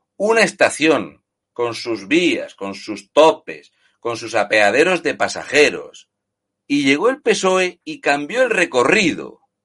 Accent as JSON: {"language": "Spanish", "region": "Region of Murcia", "country": "Spain", "tie": "born or raised there"}